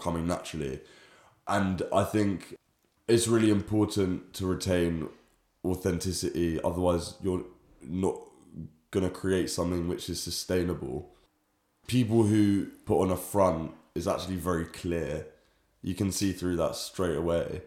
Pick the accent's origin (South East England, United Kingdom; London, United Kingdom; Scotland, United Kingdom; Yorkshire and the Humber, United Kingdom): London, United Kingdom; growing up in London